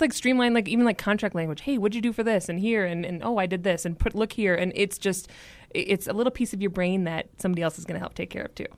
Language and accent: English; Minneapolis, Minnesota, United States; moved away as an adult; also born or lived in Boston, Massachusetts; now in Denver, United States; I'm originally from Minneapolis, Minnesota. I have lived in the Denver area for just under five years